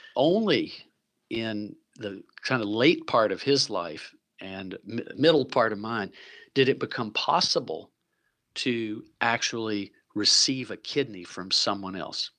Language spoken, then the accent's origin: English; Chattanooga, Tennessee, United States; now in Vancouver, Canada; I'm from Chattanooga, Tennessee originally